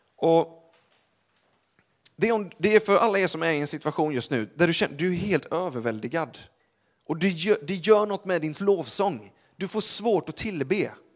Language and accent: Swedish; Gothenburg, Västra Götaland, Sweden; jag är från Göteborg